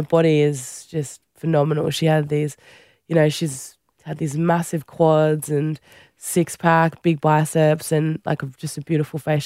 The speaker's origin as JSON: {"language": "English", "area": "Central Coast", "region": "New South Wales", "country": "Australia", "tie": "born or raised there", "also_born_or_lived": "Fiji", "said": "I grew up on the Central Coast, my brother"}